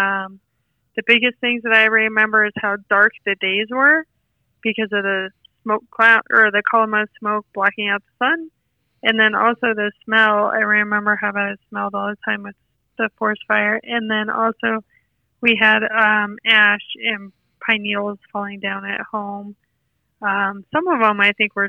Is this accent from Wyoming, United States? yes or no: yes; Dubois, Wyoming, United States; moved away as an adult; I grew up in Dubois, and I went to school here.